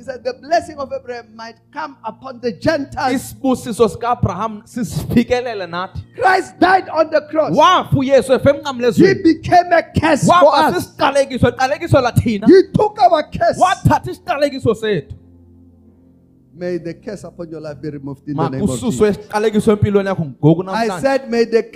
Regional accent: South Africa; also born or lived in Pretoria; I'm a South African

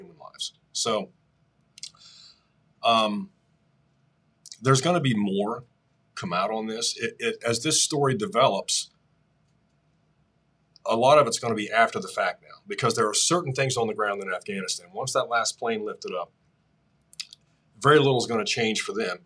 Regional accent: Appalachia, United States; who we are as Appalachian Americans

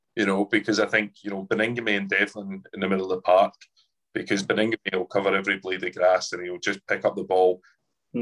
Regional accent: Edinburgh, Scotland, United Kingdom; growing up in Edinburgh

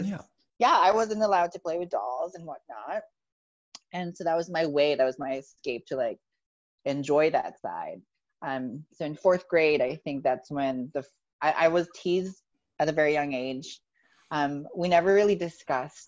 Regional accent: Philippines; So growing up, I grew up in the Philippines

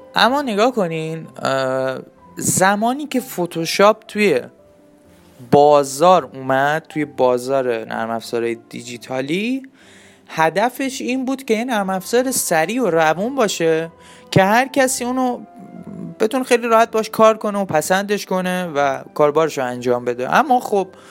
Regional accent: Iran; ما ایرانیم

